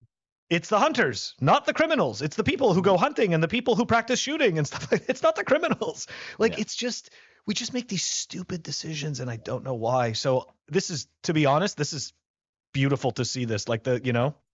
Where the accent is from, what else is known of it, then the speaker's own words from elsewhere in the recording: Montreal, Quebec, Canada; I mean, as you know, Ben, I'm originally from Montreal, so, you know, fellow Canadian.